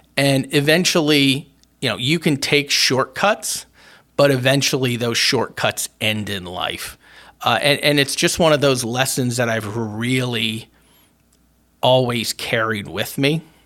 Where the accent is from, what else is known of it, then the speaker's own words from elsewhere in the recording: Berwick, Pennsylvania, United States; when I was a teenager and growing up in Berwick, uh, Pennsylvania